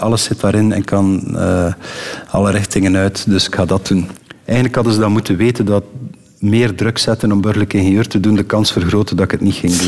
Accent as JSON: {"language": "Dutch", "town": "Eernegem", "region": "Flanders", "country": "Belgium", "tie": "born or raised there", "also_born_or_lived": "Ostend / Switzerland", "said": "Ik ben van Ernehem, de beroemde B-52 is in Ernehem"}